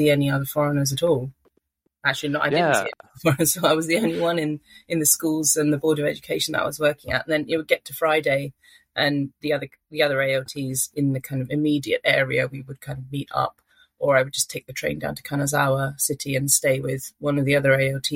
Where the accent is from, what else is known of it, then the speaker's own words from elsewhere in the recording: London, United Kingdom; moved away as an adult; also born or lived in Manchester / Ishikawa Prefecture, Japan; I'm from London. Always lived in cities, went to university in Manchester.